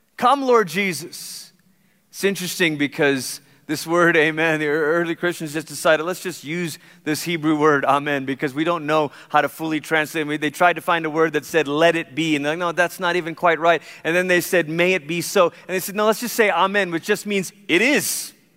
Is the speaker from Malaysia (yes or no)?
yes; Malaysia; moved away; I grew up in Malaysia